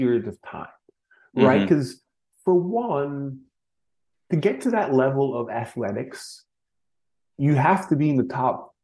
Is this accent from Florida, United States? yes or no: yes; Florida, United States; growing up in Florida